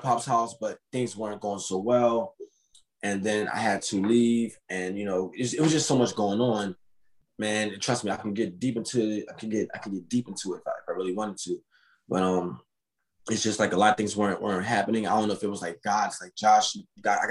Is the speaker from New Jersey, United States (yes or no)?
yes; Camden, New Jersey, United States; I'm from Camden, New Jersey